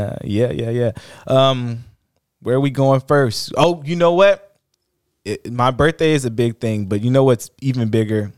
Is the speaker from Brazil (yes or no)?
no; Oakland, California, United States; growing up in Oakland